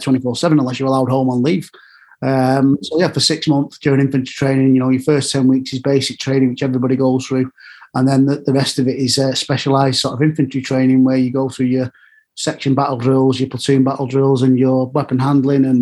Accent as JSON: {"language": "English", "town": "Manchester", "region": "North West England", "country": "United Kingdom", "tie": "born or raised there", "said": "When I grew up in Manchester"}